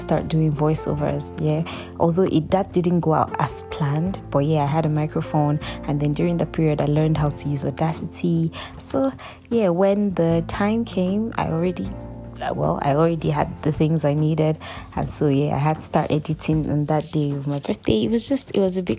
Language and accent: English; Lagos, Nigeria; I grew up in Lagos, in Satellite Town, in CBN Estate 1